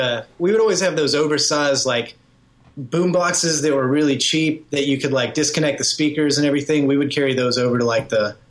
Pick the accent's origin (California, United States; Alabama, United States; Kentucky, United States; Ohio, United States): Alabama, United States; Hueytown; We grew up in Hueytown, Alabama. A couple of us in the band, and it's a pretty small town.